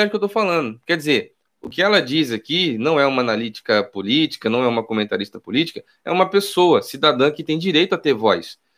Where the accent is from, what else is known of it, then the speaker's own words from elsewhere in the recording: Rio de Janeiro, Brazil; also born or lived in Nova Iguaçu; Sou nascido e criado no Rio de Janeiro, morei, nasci no Irajá, morei em Nova Iguaçu, foi capa de jornais e revistas como um dos lugares mais perigosos e violentos do Brasil